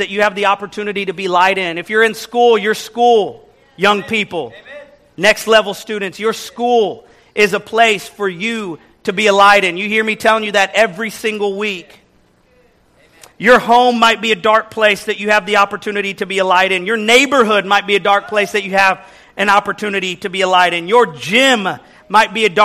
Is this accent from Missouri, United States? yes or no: yes; Kansas City, Missouri, United States; moved away as an adult; also born or lived in Texas; now in New York City, United States; growing up in Midwest Kansas City, Missouri.